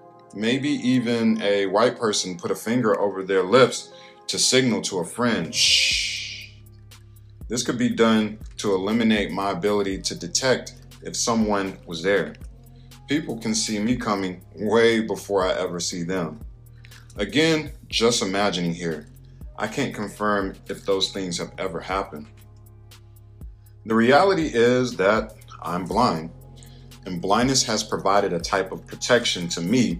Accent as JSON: {"language": "English", "region": "North Carolina", "country": "United States", "said": "If you don't know my story, I'm originally from North Carolina. I started experiencing sight loss when I was 8 years old"}